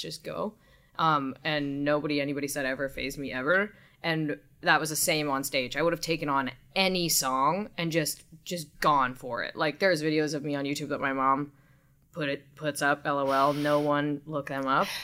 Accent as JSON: {"language": "English", "region": "Southern California", "country": "United States", "tie": "born or raised there", "also_born_or_lived": "Long Beach, California", "said": "I was born in Long Beach. I grew up in Southern California"}